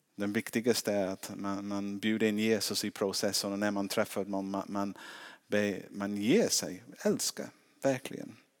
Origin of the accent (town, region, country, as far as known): England, United Kingdom; now in Sweden